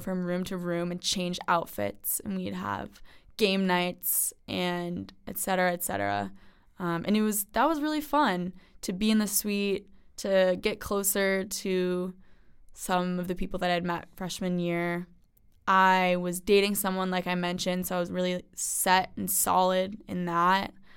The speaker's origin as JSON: {"language": "English", "area": "Westchester", "region": "New York", "country": "United States", "said": "I'm from Westchester, New York."}